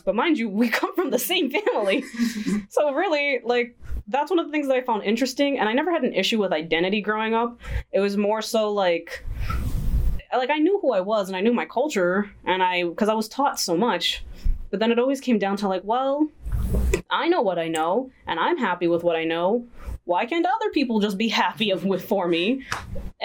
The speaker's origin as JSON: {"language": "English", "country": "United States", "said": "when I'm in the U.S., I'm Dominican American. I can't just be American."}